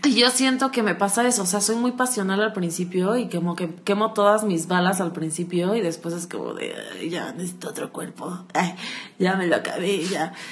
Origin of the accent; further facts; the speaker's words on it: Acapulco, Guerrero, Mexico; soy de Acapulco